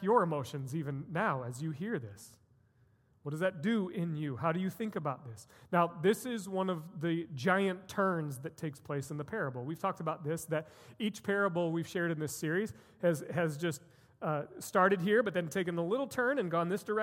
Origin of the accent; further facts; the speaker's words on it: United States; as Americans, and as American Christians specifically